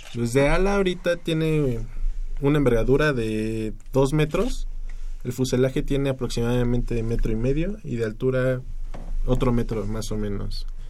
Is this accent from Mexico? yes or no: yes; Mexico; como mexicanos